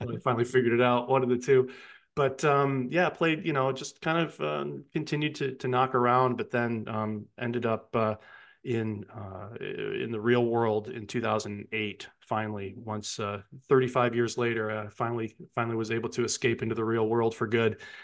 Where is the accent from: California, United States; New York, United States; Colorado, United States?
New York, United States; Johnson City; my hometown of Johnson City, New York